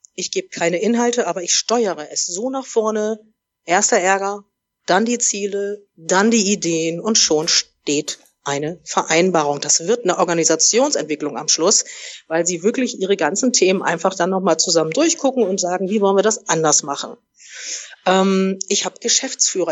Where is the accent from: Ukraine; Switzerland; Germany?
Germany; Oldenburg, Lower Saxony; moved away; also born or lived in Munich / Hamburg; Ich komme ursprünglich aus Oldenburg, bin dann über München nach Hamburg gegangen